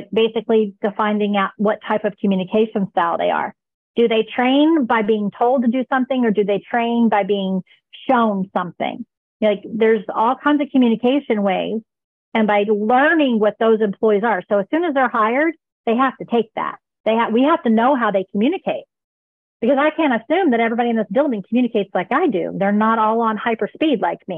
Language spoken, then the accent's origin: English; United States; I am American